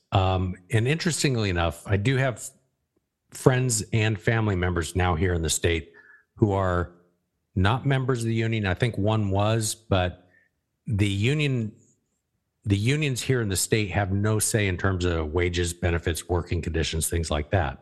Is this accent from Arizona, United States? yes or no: yes; Arizona, United States; moved away; where we grew up in Arizona